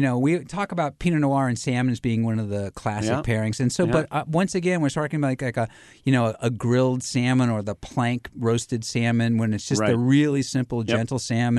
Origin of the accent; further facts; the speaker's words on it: United States; I'm an American.